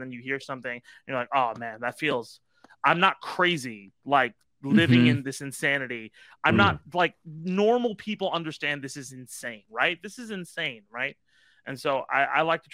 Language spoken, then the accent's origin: English; Irvine, California, United States; I grew up in Irvine